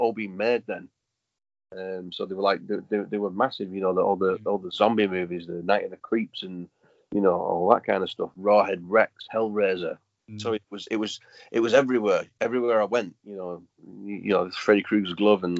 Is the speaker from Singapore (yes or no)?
no; United Kingdom; little town called Lee